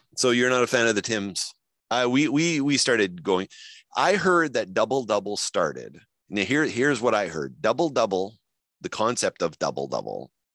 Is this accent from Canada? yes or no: yes; Winnipeg, Manitoba, Canada; accent: Winnipeg; my Winnipeg accent